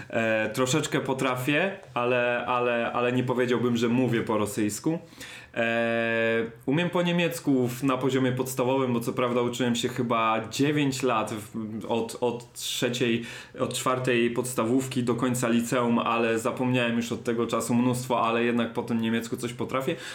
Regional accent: London, United Kingdom; born there; zresztą ja się urodziłem w Londynie i przez parę lat tam mieszkałem, także, e, także ten angielski no, no jakoś tam też ogarnął

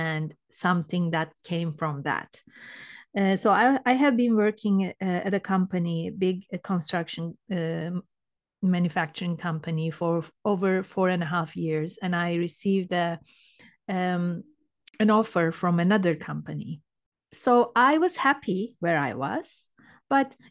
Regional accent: Turkey; moved away as an adult; now in Canada; I'm from Turkey originally. And I was, I think, 37 years old when I moved to Canada

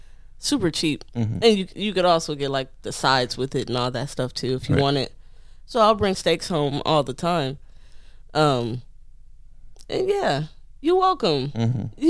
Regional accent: Detroit, Michigan, United States; If you ask me, where are you from? I'm going to say, I'm from Detroit. I was born and raised in Detroit.

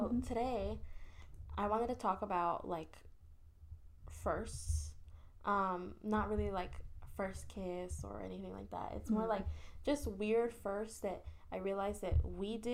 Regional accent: the Bay Area, California, United States; now in Los Angeles, United States; we're from the Bay, so it doesn't snow there.

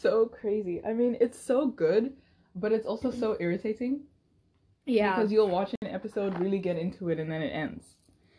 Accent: South Africa; moved away as an adult; now in United States; I'm from South Africa. And I came to the US about almost 4 years ago now.

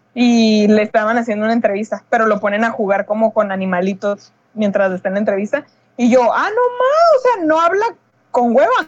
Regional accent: Mexico; somos mexicanos

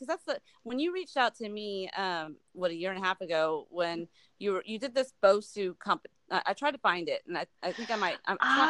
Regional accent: New York, United States; I'm from New York, and so I get it. Right. I have a lot of family up there

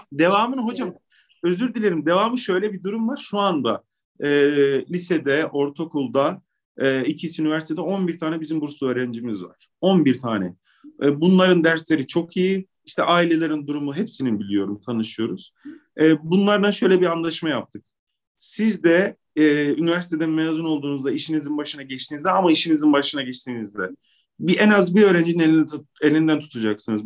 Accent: Maraş, Kahramanmaraş, Turkey; also born or lived in Istanbul; ben memlekete dönmek durumunda kaldım.

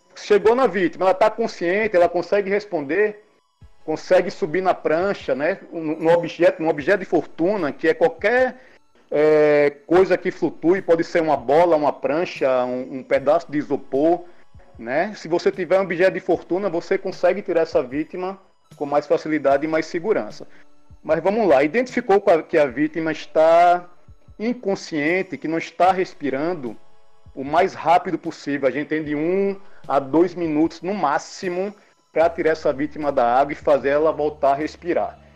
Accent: Aracaju, Sergipe, Brazil; now in Salvador, Brazil; sou natural de Aracaju, Sergipe, 43 anos de idade

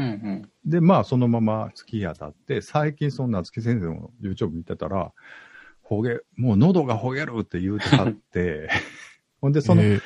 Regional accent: Osaka, Japan; 僕大阪なんですけど、今大阪住んでるんですけど

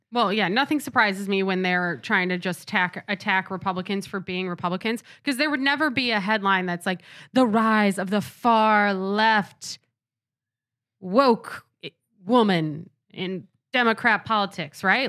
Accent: Rochester, New York, United States; I'm from Rochester.

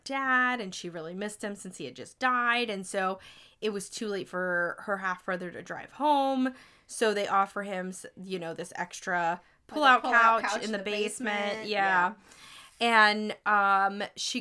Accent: the Deep South, United States; I'm from the South, but not

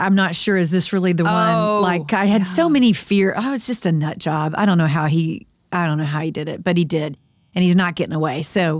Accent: Dallas, Texas, United States; I grew up in the Dallas area, too.

